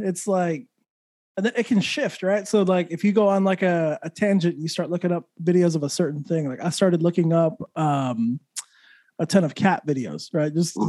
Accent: Santa Fe, New Mexico, United States; now in Orlando, United States; I live in Orlando now, but I'm originally from New Mexico, from Santa Fe

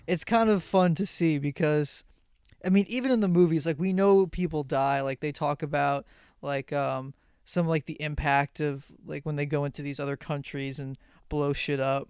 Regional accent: Long Island, New York, United States; we're both from Long Island.

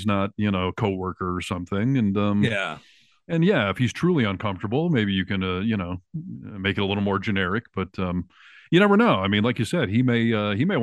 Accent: California, United States; I'm a Californian

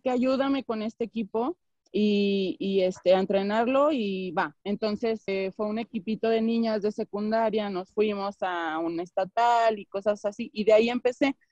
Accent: León, Guanajuato, Mexico; Yo tengo una academia en León, Guanajuato, que es de donde soy

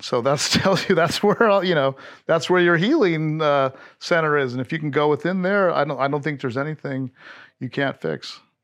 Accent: Hawaii, United States; moved away as an adult; also born or lived in Panama / Fort Ord; now in Austin, Texas, United States; I grew up in Hawaii where cannabis and mushrooms were decriminalized back in the seventies

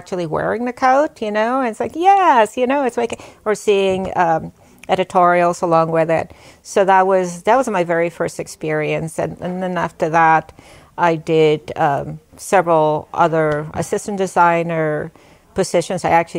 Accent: New York City, New York, United States; moved away as an adult; also born or lived in Bronx, New York / Puerto Rico / Brooklyn, New York; now in Nyack, United States; And then we returned. We lived in Queens, where I went to elementary and junior high school. And then my family moved to Richmond Hill in Queens also.

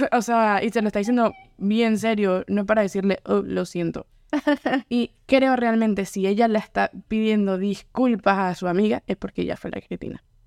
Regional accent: Venezuela; now in Louisiana, United States; soy de Venezuela, mi familia también es venezolana, no tengo como familia que venga de otras partes, sino solo soy venezolana

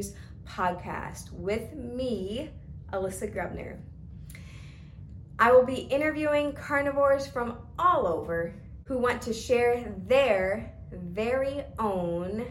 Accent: Georgia, United States; also born or lived in Stockbridge, Georgia; I'm from Georgia, born and raised.

